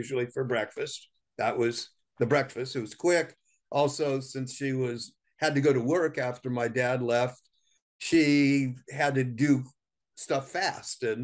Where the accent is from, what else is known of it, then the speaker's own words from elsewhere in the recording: Southern California, United States; I grew up in Southern California in the 1950s.